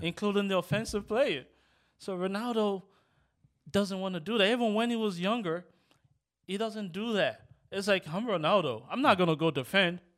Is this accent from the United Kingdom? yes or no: no; Nigeria; also born or lived in Rosedale; now in United States; growing up in Nigeria